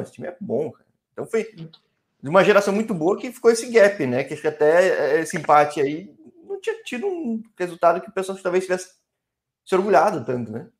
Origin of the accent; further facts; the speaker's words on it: São Paulo, Brazil; eu sou aqui de São Paulo